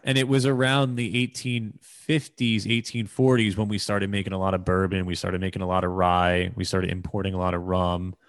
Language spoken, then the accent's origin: English; United States; as an American